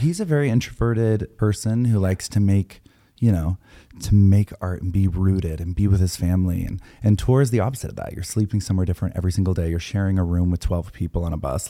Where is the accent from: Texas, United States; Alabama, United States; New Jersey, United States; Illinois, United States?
Texas, United States; I grew up in Texas